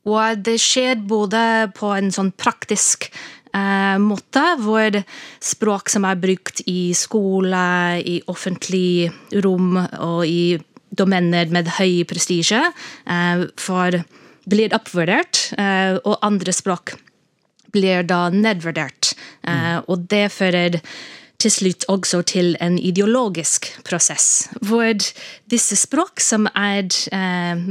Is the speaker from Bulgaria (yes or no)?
no; United States; Så for eksempel i USA, der jeg vokste opp, så var det i 1990 urfolk-språkbrukere fikk en slags anerkjennelse.